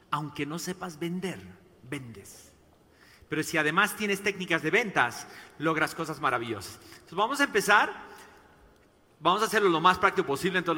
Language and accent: Spanish; Mexico; Tengo dos hijos tapatíos y bueno, para los que no saben, soy mexicano también.